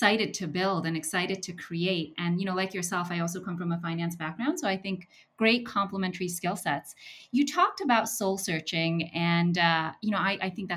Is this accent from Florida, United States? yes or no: no; Jersey City, New Jersey, United States; I grew up in Jersey City when it was once termed Dirty City